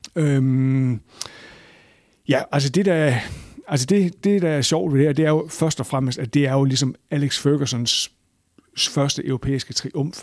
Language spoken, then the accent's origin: Danish; Aalborg, North Denmark Region, Denmark; altså jeg kommer fra Aalborg, og jeg har været på Aalborg Stadion siden midten af 70'erne